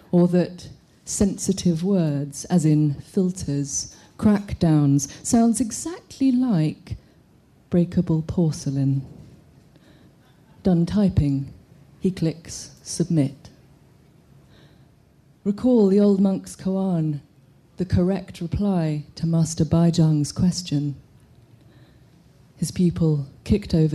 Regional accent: Hong Kong; I'm from Hong Kong

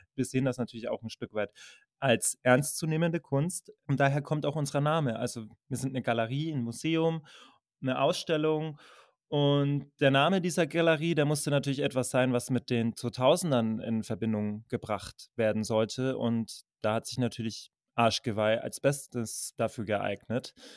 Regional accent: Berlin, Germany; komme aus Berlin

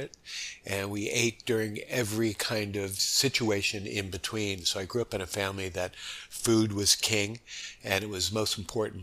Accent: Los Angeles, California, United States; moved away as an adult; also born or lived in New York, United States; now in Honolulu, United States; I was born in New York and grew up there till the age of 10. And that's when my family moved to Los Angeles.

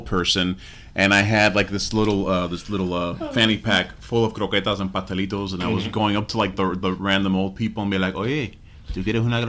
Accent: Hialeah, Florida, United States; I grew up in Hialeah

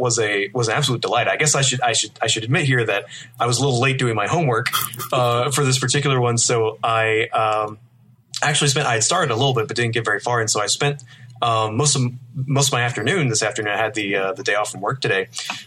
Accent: Southeast, United States; I guess we're both probably representing the Southeast. I grew up in the medium sized urban Southeast.

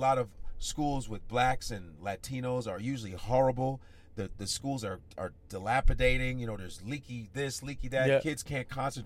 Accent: Chicago, Illinois, United States; also born or lived in Nebraska; I grew up in Chicago

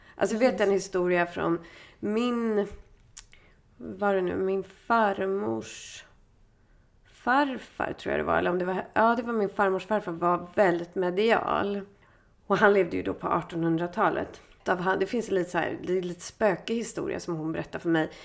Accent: Stockholm, Stockholm County, Sweden; i Bromma där jag är ifrån.

